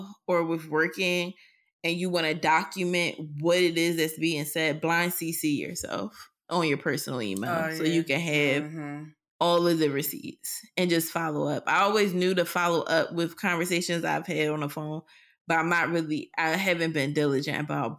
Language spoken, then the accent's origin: English; Philadelphia, Pennsylvania, United States; Because while I am a professional, I'm still … from West Philly.